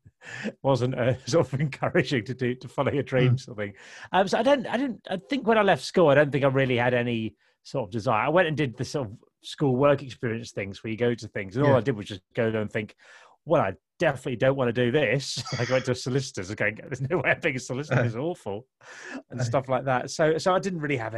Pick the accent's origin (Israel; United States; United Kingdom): United Kingdom; Kent, South East England; I grew up in Kent in the 80s